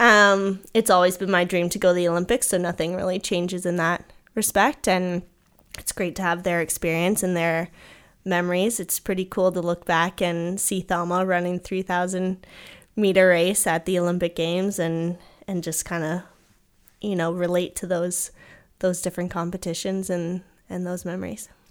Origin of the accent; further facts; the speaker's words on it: Kingston, Ontario, Canada; growing up in Kingston